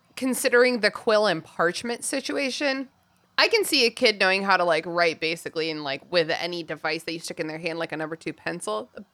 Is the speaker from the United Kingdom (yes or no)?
yes; England, United Kingdom; Maybe it's because I'm an English person, but I do feel like I could at least teach my kids to read, even though I'm not an educator.